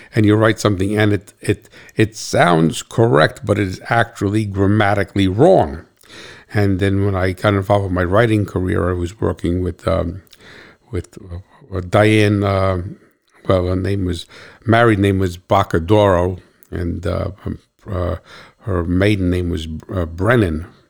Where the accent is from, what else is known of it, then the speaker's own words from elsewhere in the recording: New Jersey, United States; I'm from New Jersey